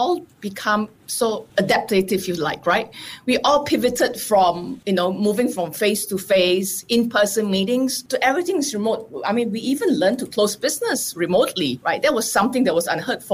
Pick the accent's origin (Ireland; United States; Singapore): Singapore; moved away as an adult; also born or lived in Israel; I live in Israel, coming from Singapore